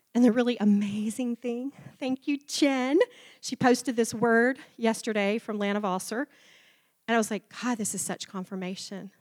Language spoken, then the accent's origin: English; Memphis, Tennessee, United States; moved away; also born or lived in Waco, Texas; I was born and raised in the South, um, a good Southern girl, Memphis, Tennessee